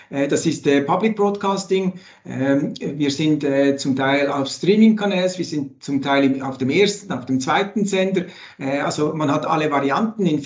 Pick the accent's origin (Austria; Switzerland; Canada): Switzerland; Das freut mich immer wieder, wenn ich als Schweizer, wenn ich Basti Schwele oder Peter Kohl zuhören kann und weiteren.